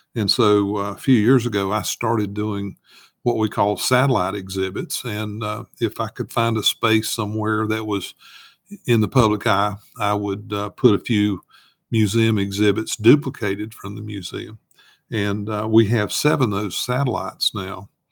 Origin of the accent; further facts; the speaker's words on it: Caldwell County, North Carolina, United States; I'm from Caldwell County